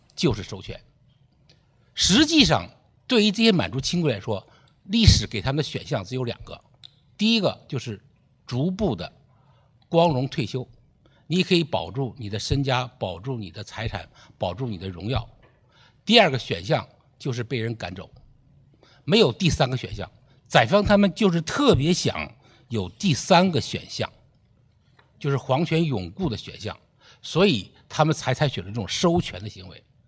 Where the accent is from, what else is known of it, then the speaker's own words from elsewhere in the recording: China; 我们中国人毕竟是一个伦理型的国度